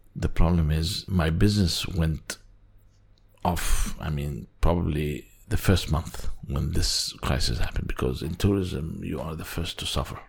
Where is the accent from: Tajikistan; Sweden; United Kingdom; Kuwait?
Kuwait; moved away as an adult; also born or lived in Syria / United States / Netherlands; now in Amsterdam, Netherlands; My family um, moved to the Gulf area, to Kuwait particularly, and my father was uh, an engineer and a contractor. We lived there for about high school